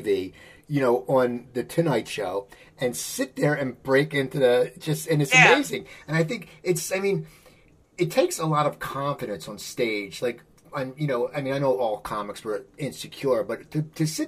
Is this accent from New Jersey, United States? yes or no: yes; Cherry Hill, New Jersey, United States; I grew up in Cherry Hill, New Jersey